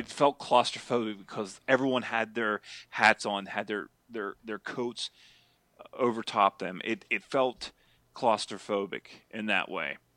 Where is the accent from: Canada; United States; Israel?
United States; Altoona, Pennsylvania; born or raised there